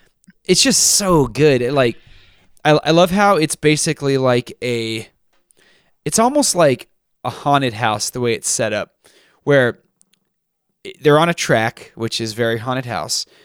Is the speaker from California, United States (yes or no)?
no; Texas, United States; I grew up in Texas